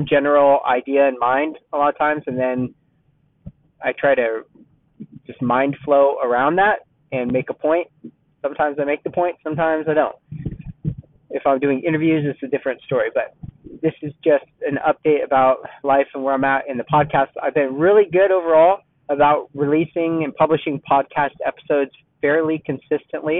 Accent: Southern California, United States; moved away as an adult; now in Dallas-Fort Worth, United States; I'm from California, Southern California. I lived in Southern California my whole life, except for a couple of years in Northern California

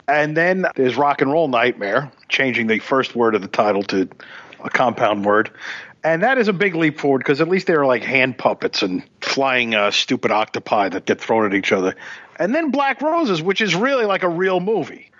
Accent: New York City, New York, United States; I, I grew up in Flatbush

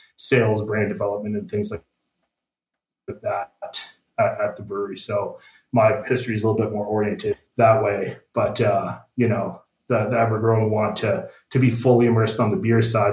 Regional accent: Burlington, Ontario, Canada; also born or lived in Guelph; I grew up in Burlington

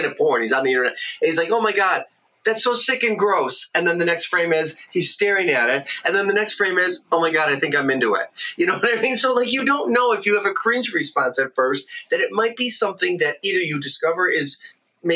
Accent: Detroit, Michigan, United States; I'm from Michigan, Detroit, Michigan, in the Midwest here

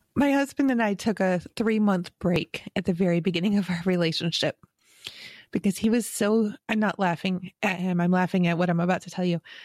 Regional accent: Western New York, United States; growing up in Western New York

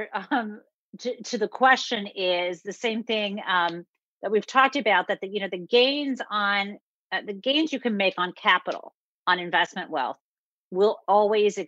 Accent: Midwest, United States; I grew up in the Midwest

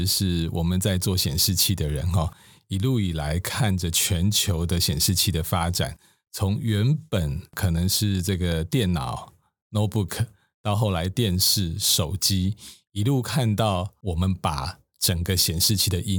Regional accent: Taiwan; 我们台湾人说实话，做生意的人还蛮厉害的。

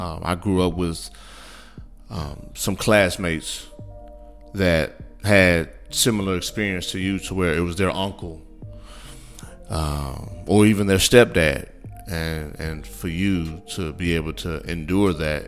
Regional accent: Midwest, United States; now in Texas, United States; growing up in the Midwest

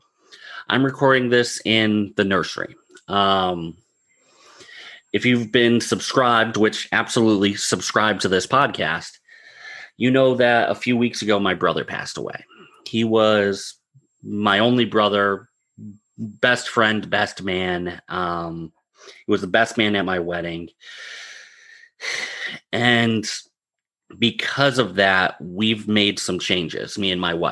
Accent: Northeast, United States; I'm from the Northeast

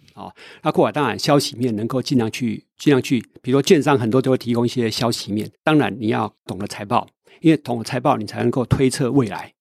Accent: Taiwan; 我是一个台湾人呢，我不是美国人

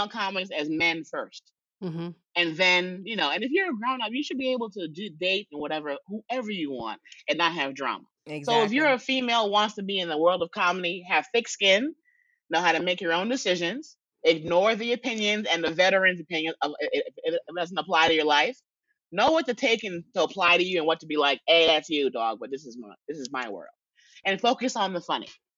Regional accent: New York City, New York, United States; I'm from the Bronx

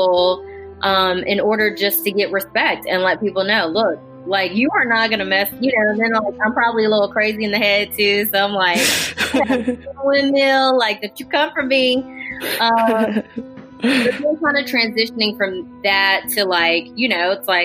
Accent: Jackson, Mississippi, United States; also born or lived in Seoul, South Korea; I only knew two other Asian people growing up in Jackson

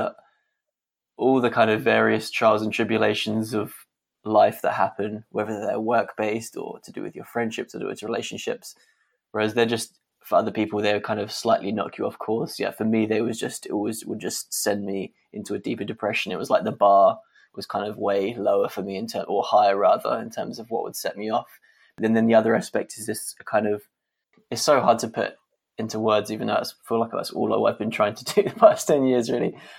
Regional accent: London, United Kingdom; I'm kind of born and raised Londoner

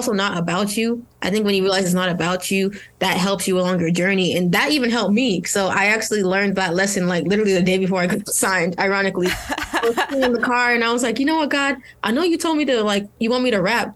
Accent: Nigeria; I'm Nigerian

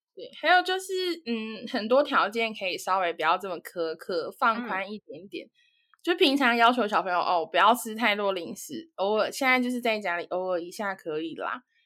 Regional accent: Taiwan; moved away as an adult; now in United Kingdom; 身为台湾人

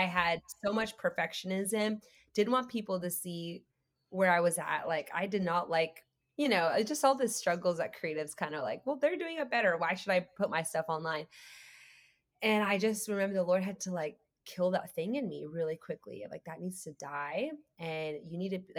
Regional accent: Canada; moved away as an adult; now in Austin, United States; I'm Canadian, so I had to get my green card.

